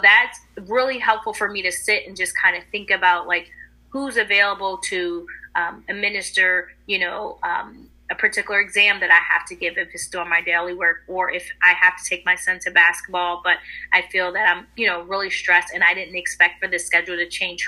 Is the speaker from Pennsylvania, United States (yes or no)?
yes; Philadelphia, Pennsylvania, United States; I'm from the Philadelphia area